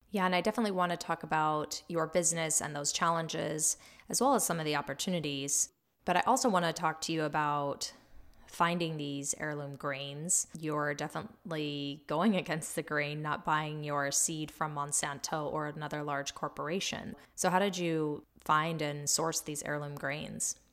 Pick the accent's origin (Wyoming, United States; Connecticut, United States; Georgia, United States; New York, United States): Wyoming, United States; Powell; we grew up together in Powell